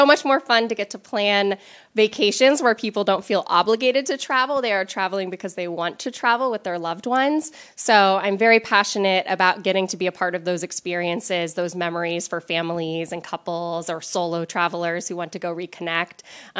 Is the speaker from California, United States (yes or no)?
yes; Los Angeles, California, United States; born there; also born or lived in South Africa / Spain; So I was born in Los Angeles, and I've lived all over the world, including South Africa, Spain, and all over the continental U.S.